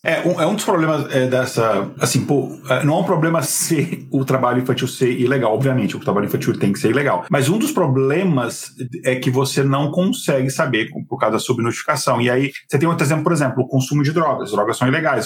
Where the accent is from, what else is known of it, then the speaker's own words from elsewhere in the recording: Brasília, Federal District, Brazil; also born or lived in Minas Gerais (north); Eu, apesar de ter nascido em Minas, eu cresci em Brasília